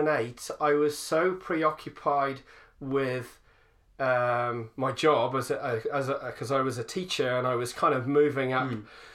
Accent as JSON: {"language": "English", "town": "Salisbury", "region": "South West England", "country": "United Kingdom", "tie": "born or raised there", "moved": "as an adult", "lives_now": "Mamaku, New Zealand", "said": "growing up in Great Britain"}